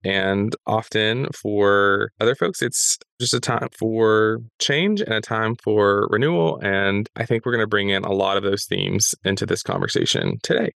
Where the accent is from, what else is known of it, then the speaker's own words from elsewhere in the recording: the South, United States; Growing up in the South, like we definitely did black eyed peas